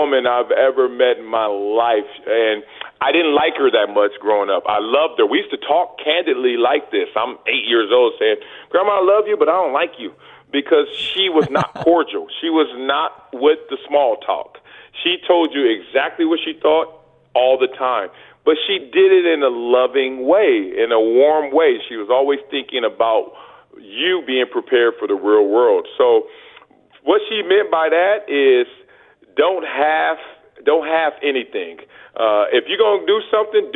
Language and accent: English; Los Angeles, California, United States; moved away; growing up in South Central